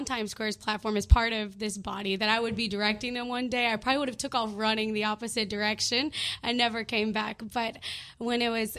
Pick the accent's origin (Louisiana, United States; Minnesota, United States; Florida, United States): Louisiana, United States; Well, as I said, I'm from Louisiana. I'm a pastor's daughter and a pastor's granddaughter.